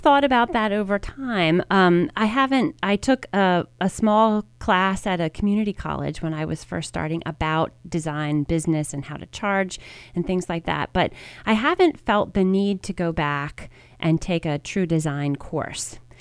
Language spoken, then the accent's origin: English; Media, Pennsylvania, United States; also born or lived in Baltimore, Maryland; I grew up in Media, Pennsylvania. I was actually born in Baltimore, Maryland, and I moved to Media when I was in third grade